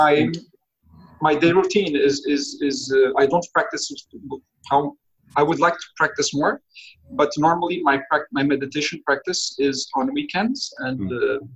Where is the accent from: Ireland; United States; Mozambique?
Mozambique; now in Portugal; I'm originally from Mozambique. That's my place of birth